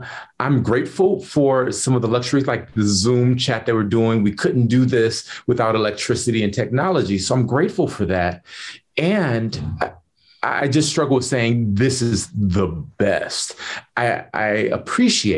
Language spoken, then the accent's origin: English; United States; I was born and raised in America